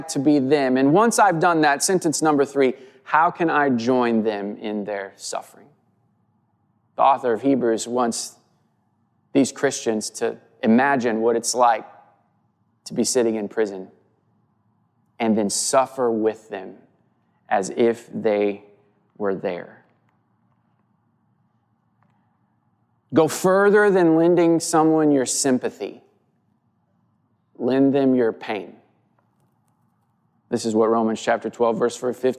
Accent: Southwest Missouri, United States; I grew up in Southwest Missouri.

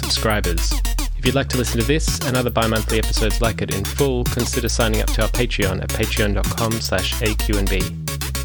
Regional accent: Melbourne, Victoria, Australia; moved away as an adult; now in London, United Kingdom; my hometown of Melbourne

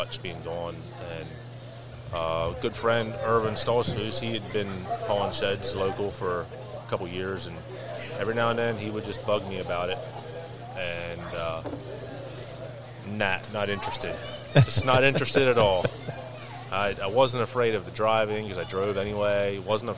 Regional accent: Lancaster County, Pennsylvania, United States; born and raised in Lancaster County all my life

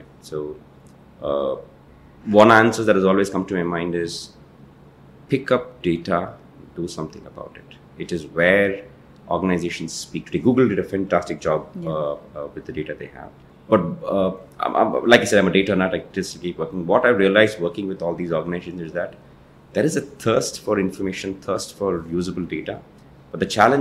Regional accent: Ooty, Tamil Nadu, India; moved away; I'm from Ooty

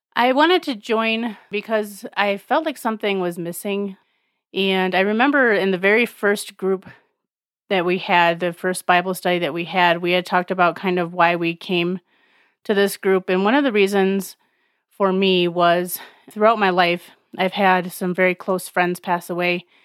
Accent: Alpena, Michigan, United States; I am from Alpena, Michigan

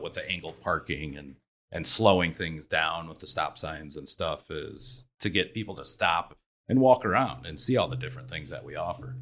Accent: Elkhart, Indiana, United States; I lived in Elkhart, so, or I grew up in Elkhart

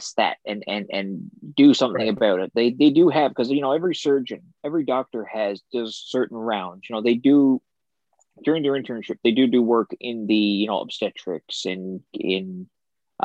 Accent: Port aux Basques, Newfoundland and Labrador, Canada; I'm from Portabasque, so I gotta shout out my town.

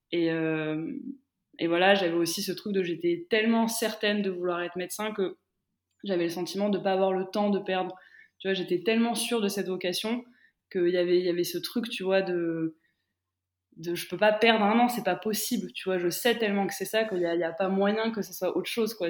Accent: France; moved away as an adult; also born or lived in Romania / Middle East; j'ai grandi en France et à 18 ans, je décide de partir en Roumanie

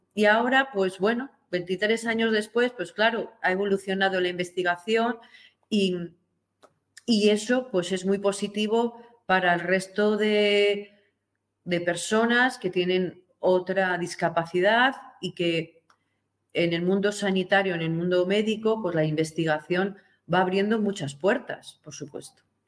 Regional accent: Spain; de la Constitución nuestra española

